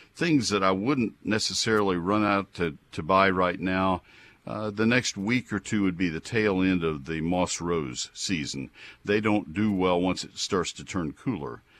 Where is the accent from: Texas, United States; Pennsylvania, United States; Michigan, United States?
Texas, United States; Brazos County; born or raised there; also born or lived in Ohio / Colorado / Dallas